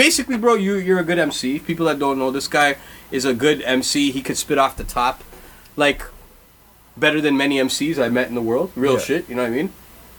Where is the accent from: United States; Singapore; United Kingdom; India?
India; I always thought it was Brad Binder because I'm Indian, and like I automatically see Bidner as Binder.